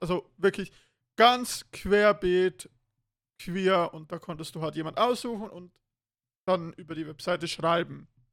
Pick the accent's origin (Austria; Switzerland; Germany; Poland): Switzerland; bei uns in der Schweiz